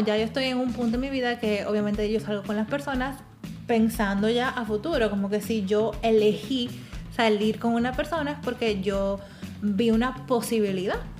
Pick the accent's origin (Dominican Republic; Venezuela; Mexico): Dominican Republic; now in United States; yo soy dominicana